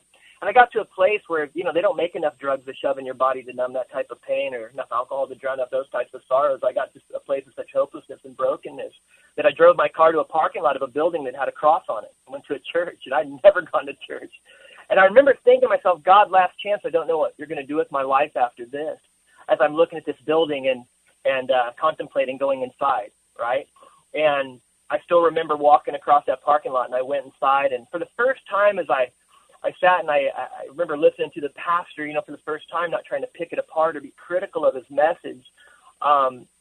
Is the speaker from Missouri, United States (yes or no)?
yes; Rolla, Missouri, United States; moved away; I grew up in a town called Rolla, Missouri